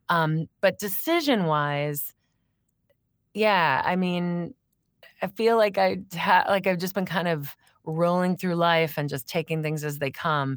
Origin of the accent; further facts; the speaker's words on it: Crystal Lake, Illinois, United States; moved away as an adult; also born or lived in New York City; I grew up in Crystal Lake